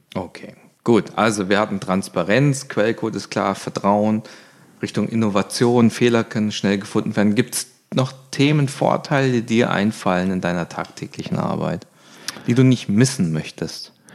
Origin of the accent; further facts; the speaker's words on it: Swabia, Germany; als Schwabe